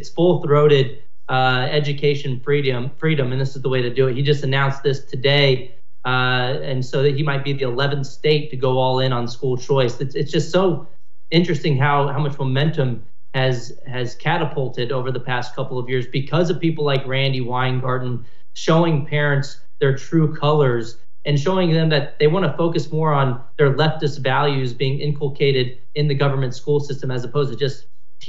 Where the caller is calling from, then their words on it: San Antonio, Texas, United States; I'm in Texas, too. I'm calling in from San Antonio, Texas